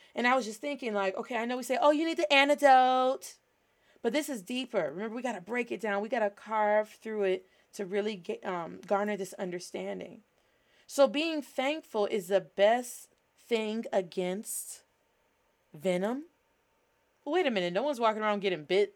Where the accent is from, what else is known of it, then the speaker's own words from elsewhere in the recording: United States; Being Black American, we have cultural practices